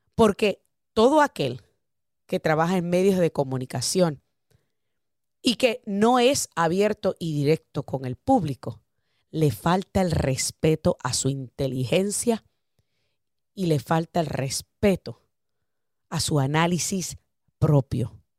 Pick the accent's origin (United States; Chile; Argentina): United States; somos americanos, somos como tú, somos hispanoparlantes, amamos esta nación